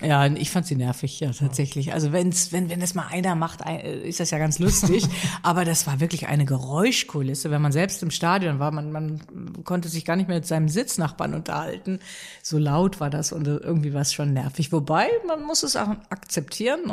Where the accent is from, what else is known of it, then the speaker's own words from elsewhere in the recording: Rhineland, Germany; ich als Rheinländerin